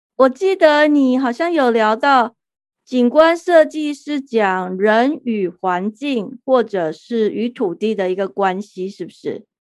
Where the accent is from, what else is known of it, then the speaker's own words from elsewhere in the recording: Taipei, Taiwan; now in United States; 像我这种在钢筋丛林、台北市长大的人